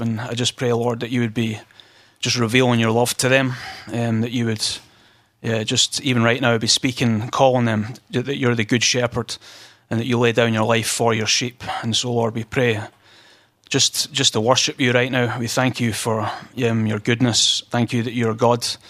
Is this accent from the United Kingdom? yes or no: yes; Scotland, United Kingdom; I'm from Scotland, as you can tell